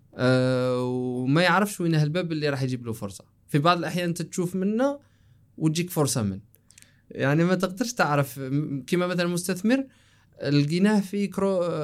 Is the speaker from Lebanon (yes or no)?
no; Algeria; مدينتي في الجزائر احنا مشهورين انه تجار